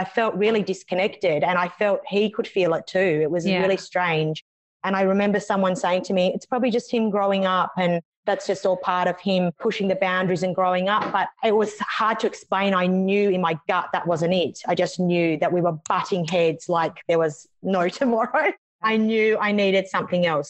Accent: Canberra, Australian Capital Territory, Australia; now in Melbourne, Australia; So I'm from Australia. I live in a city called Melbourne, originally from another city called Canberra

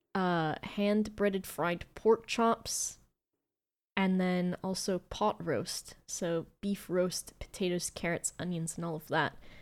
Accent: United States; as an American

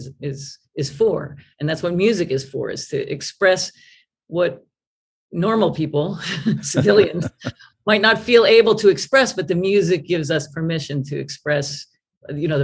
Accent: New York area, United States; now in New York, United States; I was from New York, the area.

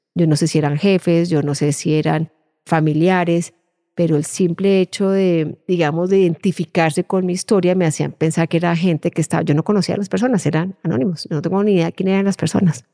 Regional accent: Colombia; moved away as an adult; now in Ireland; mi dificultad era el haber perdido esos vínculos afectivos y de cariño y de protección que uno tiene en un entorno como el colombiano, de, propios de una familia colombiana

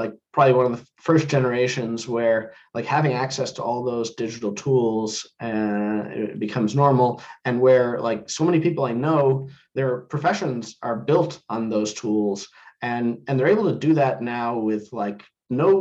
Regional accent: New Jersey, United States; I grew up in New Jersey

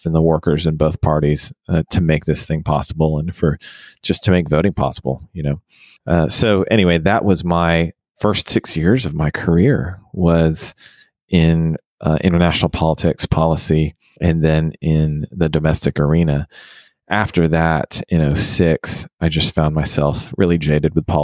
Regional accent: Houston, Texas, United States; I was born and raised in Houston

